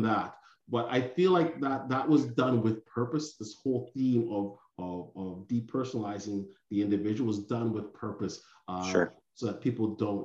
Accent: Pickering, Ontario, Canada; I grew up in Pickering

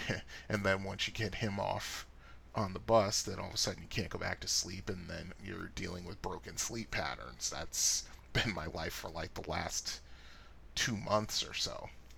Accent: Annapolis, Maryland, United States; my two most memorable arcades growing up in the Annapolis, Maryland area were Aladdin's Castle and the Funcade

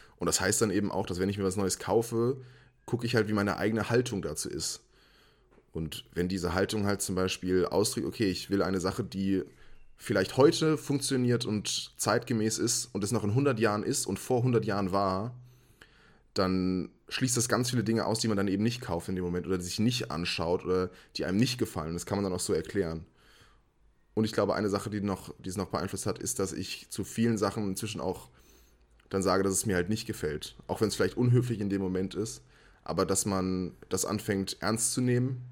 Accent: Wiesbaden, Hesse, Germany; Ich komme aus Wiesbaden, habe hier meinen Schulabschluss gemacht und studiert

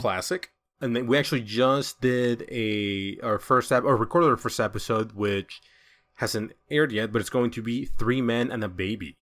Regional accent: El Salvador; English is a second language; moved away; I'm from El Salvador

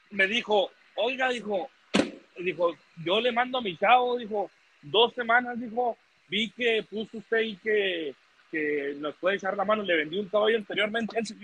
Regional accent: Mexico; now in United States; nací en Estados Unidos, pero yo soy mexicano y me, me encanta

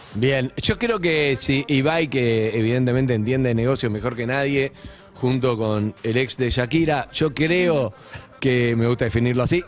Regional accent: Argentina; somos argentinos

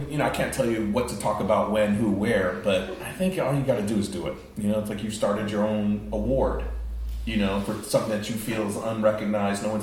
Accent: United States; I'm American

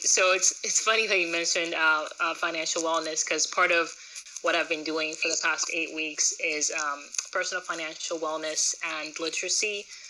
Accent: Zambia; growing up in Zambia

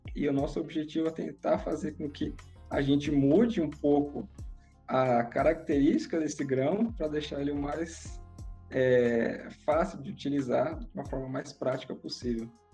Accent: São Paulo, Brazil; eu cresci e sou de São Paulo

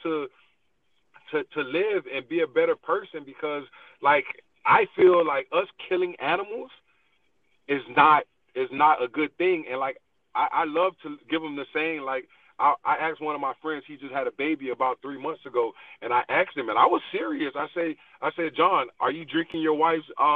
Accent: Miami, Florida, United States; now in Atlanta, United States; I'm originally from Miami, Florida, but I currently live in Atlanta, Georgia.

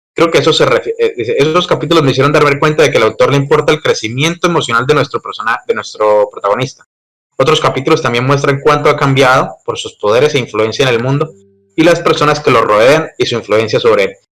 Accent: Colombia; mi país, que es Colombia

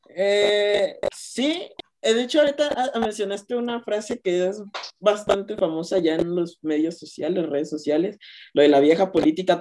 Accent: Mexico; como mexicano

